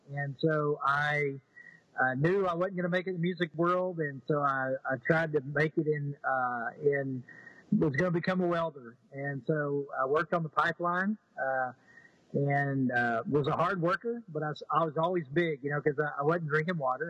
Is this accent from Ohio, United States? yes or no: no; East Texas, United States; also born or lived in Houston, Texas; Southern, you know, uh, kid from East Texas. Uh, you know, I was I was I was born in Houston